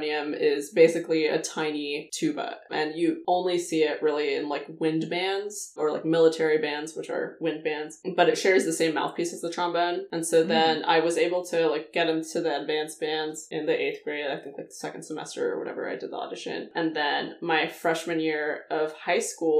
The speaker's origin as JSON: {"language": "English", "town": "Indio", "region": "California", "country": "United States", "tie": "born or raised there", "also_born_or_lived": "Colorado Springs, Colorado", "moved": "yes", "lives_now": "San Francisco, United States", "said": "I grew up in the Palm Springs area. The town is called Indio"}